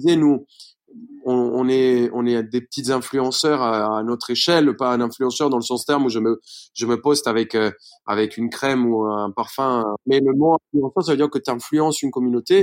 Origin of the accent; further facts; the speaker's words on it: Bogotá, Colombia; French is a second language; moved away as an adult; now in France; je suis, colombien. Je suis né à Bogota